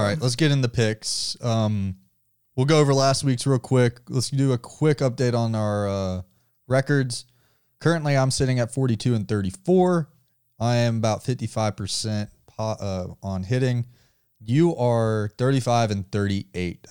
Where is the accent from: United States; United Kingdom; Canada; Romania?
United States; the South; we're from the South